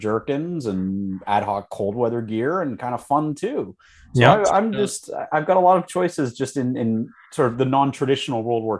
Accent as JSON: {"language": "English", "country": "Canada", "said": "I know we didn't because we were sharing American supply and they wanted 45."}